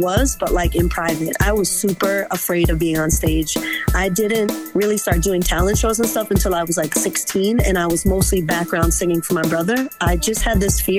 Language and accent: English; Boston, Massachusetts, United States; I was born in Jamaica Plain. I was raised in High Park. I did Boston Public Schools